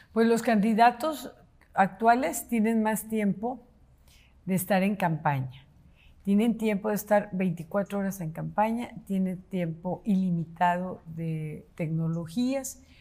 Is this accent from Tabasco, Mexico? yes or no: no; Guadalupe, Nuevo León, Mexico; Soy de raíces profundas, de un arraigo importante hacia la tierra, soy nuevo leonesa con mucho orgullo